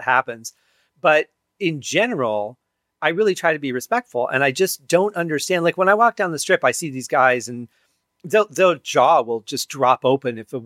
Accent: Detroit, Michigan, United States; I grew up in Detroit, you know, just outside of the city.

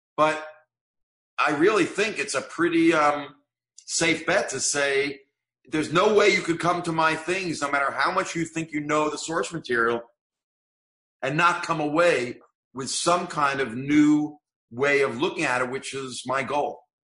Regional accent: Fair Lawn, New Jersey, United States; as a kid growing up in Fair Lawn, New Jersey

